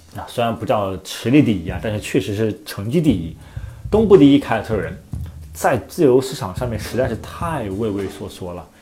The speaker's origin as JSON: {"language": "Chinese", "country": "China", "said": "作为中国人来说"}